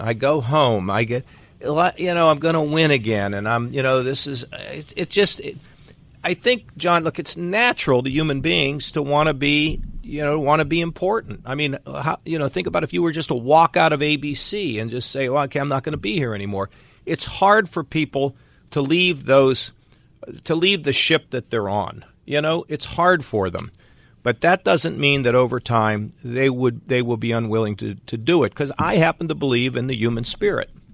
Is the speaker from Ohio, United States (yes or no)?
yes; Westerville, Ohio, United States; my hometown of Westerville